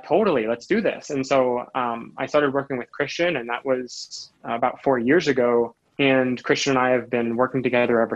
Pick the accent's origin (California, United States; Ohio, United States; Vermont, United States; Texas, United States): Vermont, United States; rural; I grew up rurally, which I think has a lot to do with it, in rural Vermont